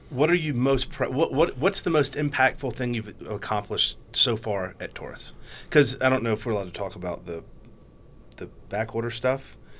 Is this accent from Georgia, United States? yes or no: yes; Georgia, United States; I'm from Georgia